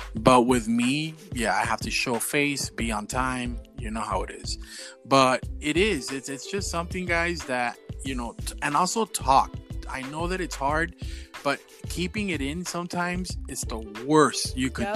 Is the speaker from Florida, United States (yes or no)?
yes; Miami, Florida, United States; we're just a little straight 305 Miami over here